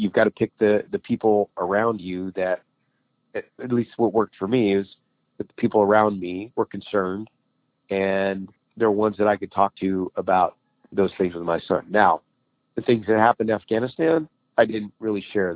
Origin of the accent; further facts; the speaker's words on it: Idaho, United States; Cause both my wife and I grew up in Idaho.